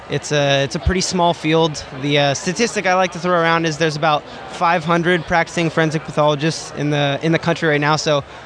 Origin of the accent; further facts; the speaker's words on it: California, United States; also born or lived in Hawaii; I'm from Southern California, like Orange County area. It's where I, you know, was born and grew up. And then I lived in Hawaii while I went to high school.